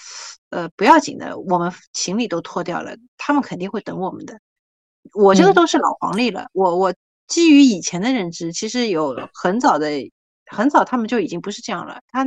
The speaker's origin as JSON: {"language": "Chinese", "country": "China", "said": "他知道我是大陆过来的"}